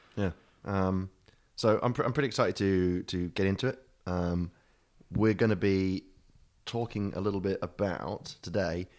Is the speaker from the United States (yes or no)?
no; United Kingdom